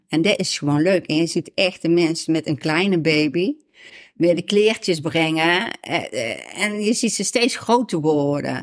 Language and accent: Dutch; Netherlands; ik woonde in de Javestraat. Mhm. Dus ook hier in uh, Springbaan Oost